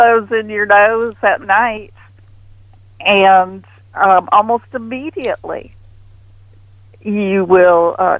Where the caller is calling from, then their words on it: Houston, Texas, United States; I'm calling from Houston.